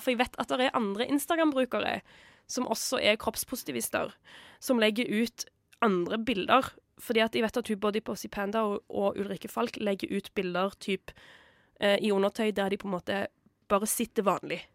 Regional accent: Stavanger, Rogaland, Norway; min hjemby i Stavanger

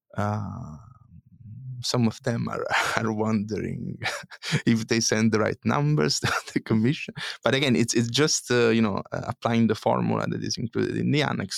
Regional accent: Italy; moved away; my home country, Italy

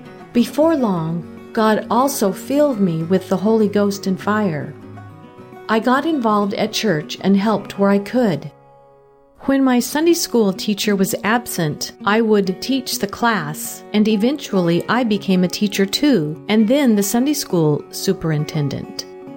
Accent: Saint Elizabeth, Jamaica; also born or lived in Kingston; I was born in St. Elizabeth, Jamaica, the youngest of 8 children.

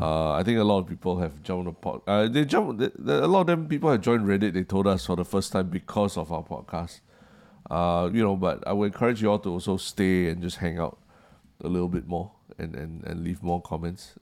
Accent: Singapore; as a Singaporean

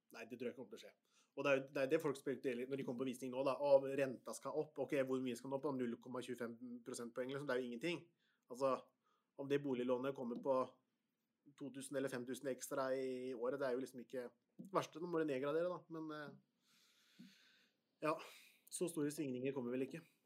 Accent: Porsgrunn, Telemark, Norway; Jeg er fra Stridsklev, og hvis du har hørt om Stridsklev i Porsgrunn

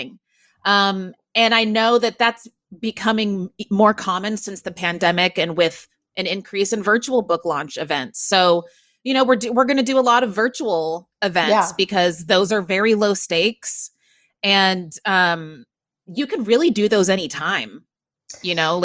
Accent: Waco, Texas, United States; now in New York City, United States; my hometown of Waco, Texas, cause that's where I grew up

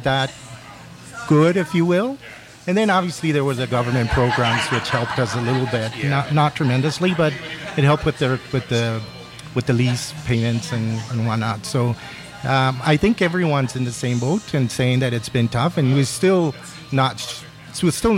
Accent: Colombia; now in Vancouver, Canada; we're both born in Colombia

